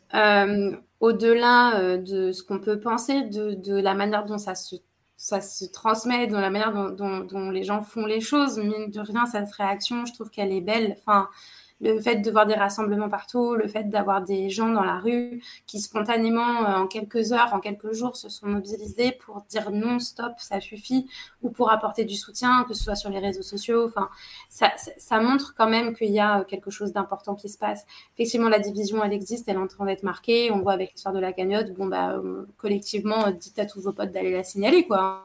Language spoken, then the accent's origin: French; Saint-Pierre-des-Corps, Centre-Val de Loire, France; moi j'ai grandi à Saint-Pierre-des-Corps